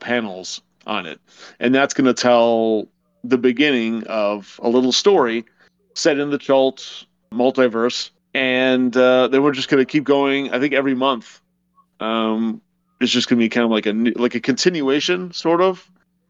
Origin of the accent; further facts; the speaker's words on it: Madison, Wisconsin, United States; my hometown of Madison, Wisconsin